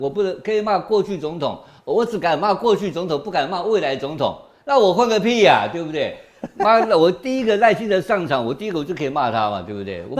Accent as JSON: {"language": "Chinese", "area": "Gangshan", "region": "Kaohsiung", "country": "Taiwan", "tie": "born or raised there", "said": "我呃高雄冈山生的啦，我算高雄。"}